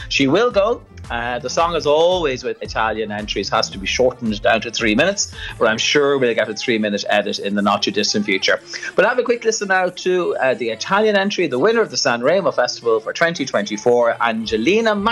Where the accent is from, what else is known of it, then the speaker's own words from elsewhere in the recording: Dublin, Leinster, Ireland; which is right here in my hometown.